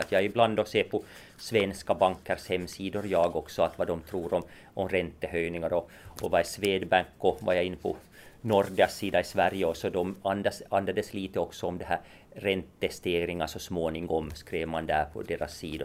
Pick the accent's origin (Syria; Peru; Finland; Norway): Finland; Nykarleby, Ostrobothnia; jag är från Nykarleby ursprungligen så att, och Ytterjeppo